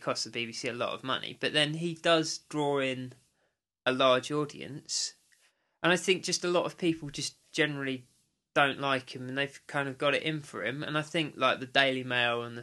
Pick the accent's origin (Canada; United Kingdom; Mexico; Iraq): United Kingdom; England; being an English gentleman